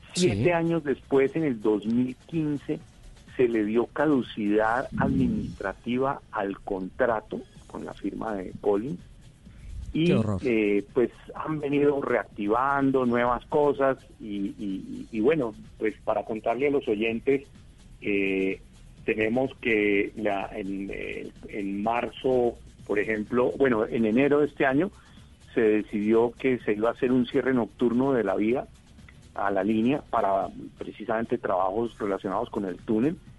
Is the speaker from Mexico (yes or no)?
no; Colombia